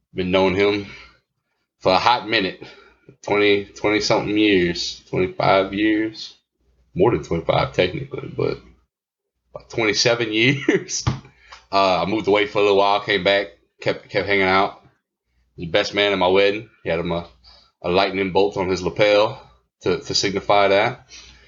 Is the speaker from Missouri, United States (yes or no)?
no; Mamou, Louisiana, United States; we're from Mamou